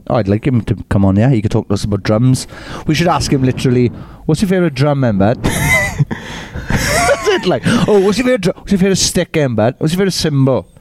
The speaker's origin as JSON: {"language": "English", "area": "Welsh", "region": "Wales", "country": "United Kingdom", "said": "we're Welsh, man. We're Welsh"}